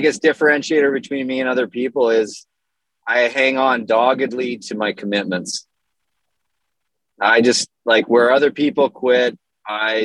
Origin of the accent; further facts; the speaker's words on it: Canada; moved away as an adult; now in United States; I'm Canadian. I was born in Canada, lived in Canada for my whole youth, and then as an adult moved to the States